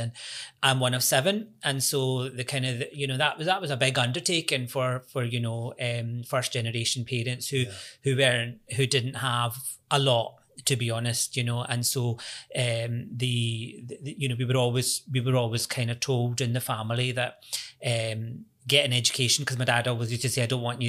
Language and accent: English; Glasgow, Scotland, United Kingdom; accent: Scottish; moved away as an adult; now in Cork, Ireland; born and raised in Glasgow to Pakistani parents.